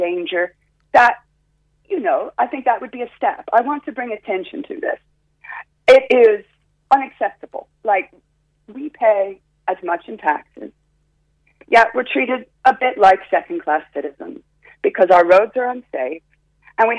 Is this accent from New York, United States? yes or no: no; Florida, United States; also born or lived in California; now in Cork, Ireland; I was born in Florida, but then I lived in California